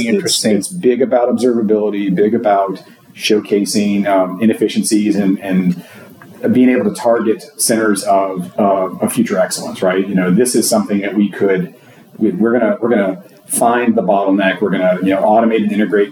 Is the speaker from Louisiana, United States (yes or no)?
yes; Louisiana, United States; I'm from Louisiana. I work for a healthcare uh, provider in Louisiana